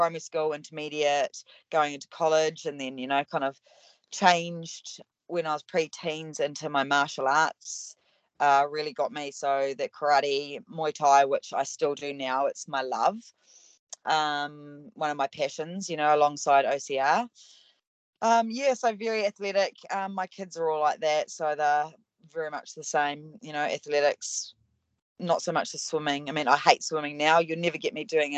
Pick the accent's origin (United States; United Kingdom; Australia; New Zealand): New Zealand; Tauranga, Bay of Plenty; Born and bred in Tauranga, country bumpkin from way back